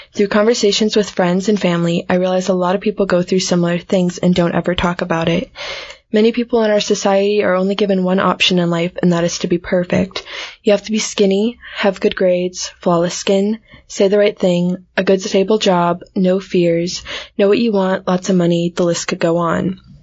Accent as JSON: {"language": "English", "country": "United States", "accent": "American", "said": "my American accent"}